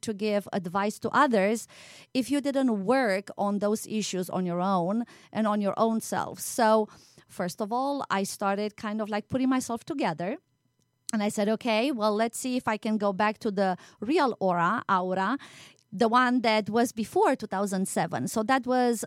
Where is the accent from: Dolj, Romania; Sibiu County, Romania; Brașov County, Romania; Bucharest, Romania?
Sibiu County, Romania; Sibiu; moved away as an adult; now in United States; I used to teach also in Transylvania, you know, my home country, and Sibiu, that's the city where I was born in.